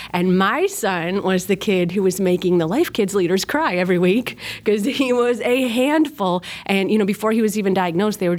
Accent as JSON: {"language": "English", "town": "Rochester", "region": "New York", "country": "United States", "tie": "born or raised there", "said": "Um, I am originally from Rochester, New York. That's upstate. We have a really flat accent like Chicago"}